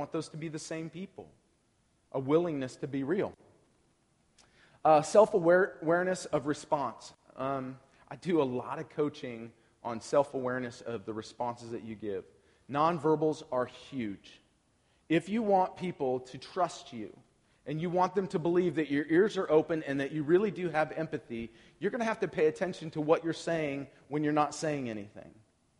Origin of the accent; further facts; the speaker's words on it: Portland, Oregon, United States; So I'm from Portland, Oregon.